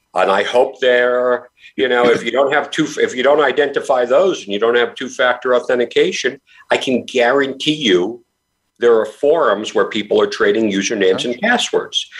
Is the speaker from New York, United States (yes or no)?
yes; New York, United States; when I was a kid growing up in New York, I graduated high school in 1985